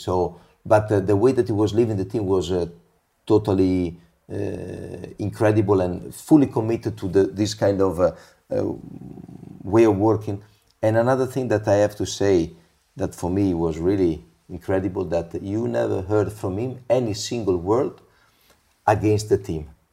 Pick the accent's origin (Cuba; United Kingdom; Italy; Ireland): Italy; Imola, Emilia-Romagna; now in Monza, Italy; I was born in Imola, my wife was born in Monza, and we live basically in the park of Monza